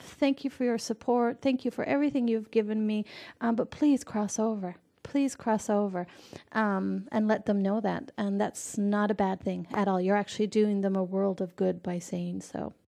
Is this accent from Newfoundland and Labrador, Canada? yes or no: yes; Newfoundland and Labrador, Canada; moved away as an adult; also born or lived in west coast of Canada; I'm from Newfoundland, Canada. And in Newfoundland, we have a lot of slang words